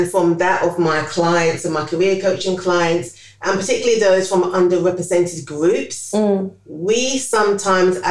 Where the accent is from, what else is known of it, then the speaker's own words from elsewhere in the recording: London, United Kingdom; So I was born in the East End of London, in between Bethnal Green and Whitechapel. So I think, born in East London